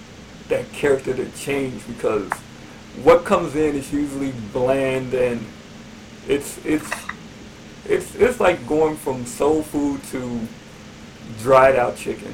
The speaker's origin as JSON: {"language": "English", "town": "Chicago", "region": "Illinois", "country": "United States", "tie": "born or raised there", "said": "I grew up in Bronzeville"}